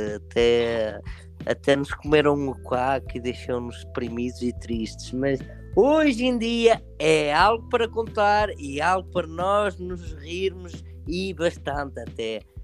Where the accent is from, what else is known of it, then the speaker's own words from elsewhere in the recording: Portugal; moved away; eu estou prestes a viajar para o meu país de origem, prestes a viajar para o meu Portugal